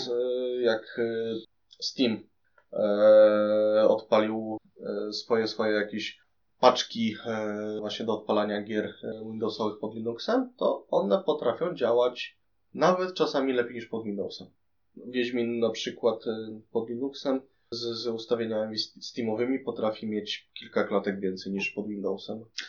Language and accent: Polish; Poland; jestem z Polski